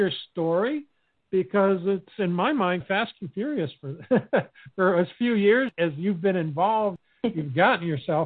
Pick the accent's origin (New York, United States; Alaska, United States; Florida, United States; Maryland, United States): Alaska, United States; I grew up in Alaska when I was a kid